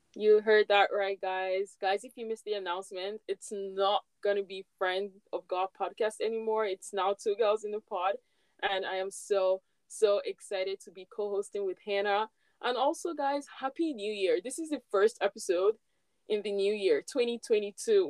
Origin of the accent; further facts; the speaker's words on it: Nigeria; moved away as an adult; now in Canada; when I was back home in Nigeria, I didn't really like Christmas. Like, we never really did much in my own home, like where I grew up.